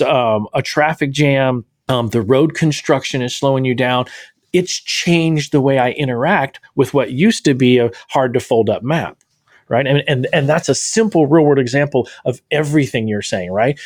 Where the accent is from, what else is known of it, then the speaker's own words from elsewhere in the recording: Texas, United States; the Texan with a seven-day blackout